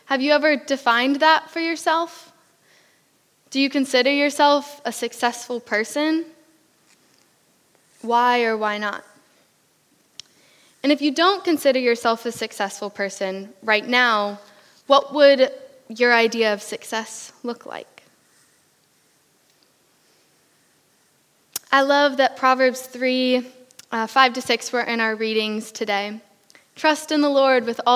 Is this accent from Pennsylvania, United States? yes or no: yes; Pennsylvania, United States; moved away as an adult; now in United Kingdom; I am from America. I am from Pennsylvania along the East Coast.